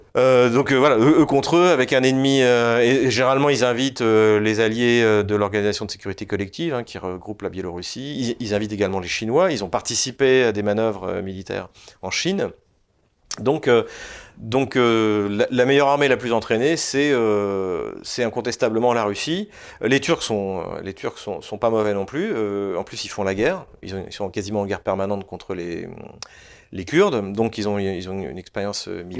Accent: France; quand on est, quand on est français

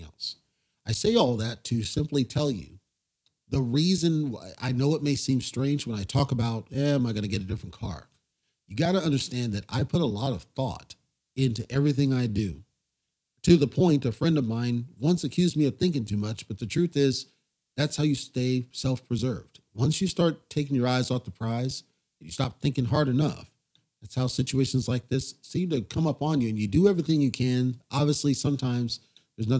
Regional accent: United States; now in Nevada, United States; As an American citizen

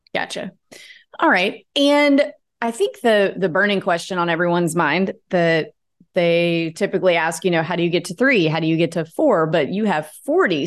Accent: North Mississippi, United States; I grew up in North Mississippi

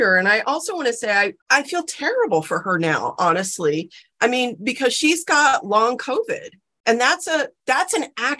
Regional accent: South Texas, United States; I grew up in South Texas

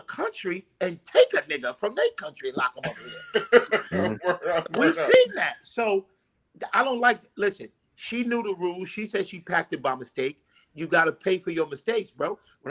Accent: Honduras; tell them I'm Honduran. Me and Dick tell them we from Honduras.

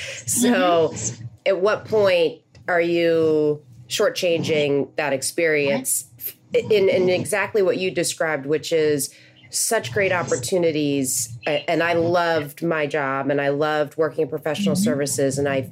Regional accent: McLean, Virginia, United States; So I grew up in McLean

